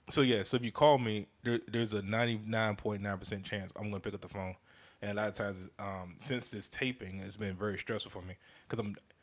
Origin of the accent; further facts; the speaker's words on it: Maryland, United States; I know some of y'all be sounding country like I'm from Maryland.